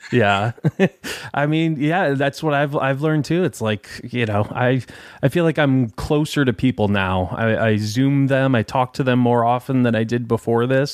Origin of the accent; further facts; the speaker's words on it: Detroit, Michigan, United States; I'm from Detroit